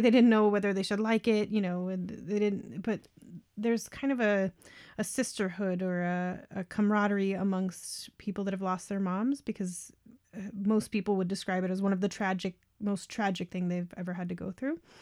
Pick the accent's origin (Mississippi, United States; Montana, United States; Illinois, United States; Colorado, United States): Colorado, United States; now in Canada; I'm a Colorado native, so born up in the mountains at about nine thousand feet elevation